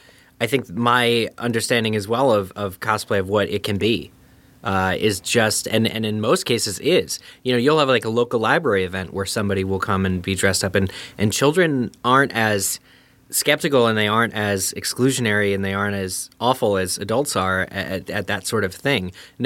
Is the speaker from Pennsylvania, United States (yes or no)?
yes; Pennsylvania, United States; that was my first time ever coming to Chicago, because I grew up in Eastern PA. Pennsylvania for international listeners.